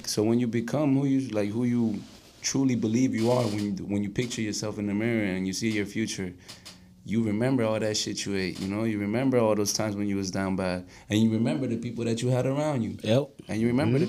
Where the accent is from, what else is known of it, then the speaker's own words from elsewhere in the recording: Florida, United States; moved away; also born or lived in Colombia; even though I am Colombian, I grew up in Florida